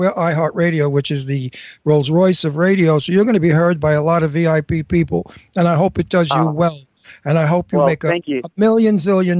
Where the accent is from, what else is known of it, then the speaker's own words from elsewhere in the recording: New York, United States; I'm a New Yorker. We all talk like that.